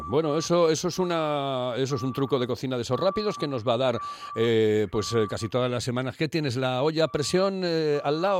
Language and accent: Spanish; England, United Kingdom; No hay mentiras. Yo soy inglés